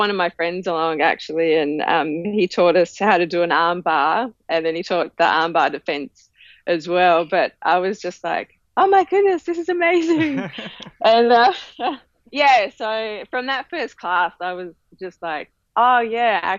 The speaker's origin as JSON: {"language": "English", "town": "Hobart", "region": "Tasmania", "country": "Australia", "tie": "born or raised there", "moved": "as an adult", "lives_now": "Melbourne, Australia", "said": "Okay, so I was born in Hobart and lived there most of my life."}